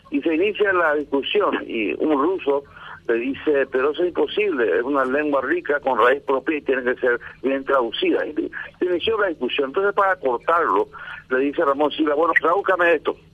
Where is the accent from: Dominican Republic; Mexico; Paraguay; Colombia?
Paraguay; Barrero Grande, Cordillera; crecí en Barrero Grande.